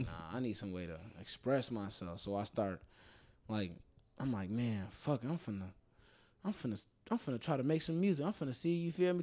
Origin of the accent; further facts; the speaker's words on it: Chicago, Illinois, United States; I'm from Rogers Park, Chicago, Illinois, it's like the north side.